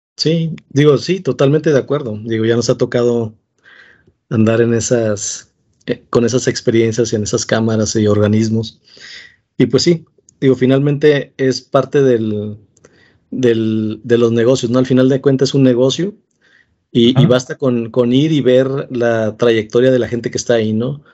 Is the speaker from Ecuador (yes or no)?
no; Mexico; todos somos mexicanos